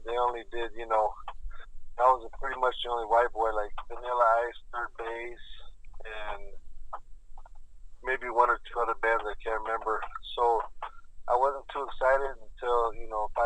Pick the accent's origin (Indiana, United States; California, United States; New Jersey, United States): California, United States; Santa Monica; I was born and raised here in Santa Monica, California in 1966